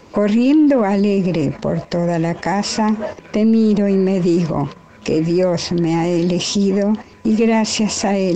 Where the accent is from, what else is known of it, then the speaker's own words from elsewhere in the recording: Tortuguitas, Buenos Aires Province, Argentina; de Tortuguitas